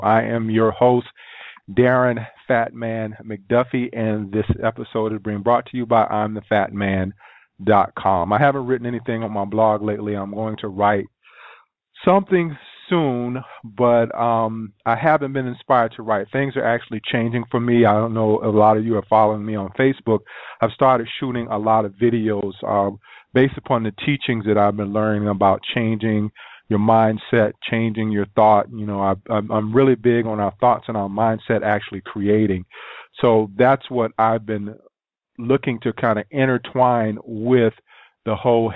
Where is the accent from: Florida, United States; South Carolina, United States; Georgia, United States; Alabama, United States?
South Carolina, United States; growing up in South Carolina